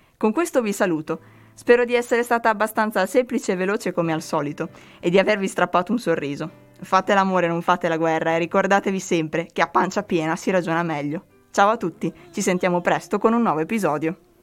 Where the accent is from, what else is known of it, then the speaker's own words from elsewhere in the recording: Emilia-Romagna, Italy; sia una romagnola doc